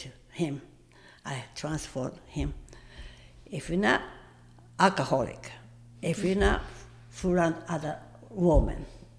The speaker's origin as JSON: {"language": "English", "region": "Tokyo", "country": "Japan", "tie": "born or raised there", "second_language": "English", "moved": "as an adult", "lives_now": "United States", "said": "But I'm from Japan."}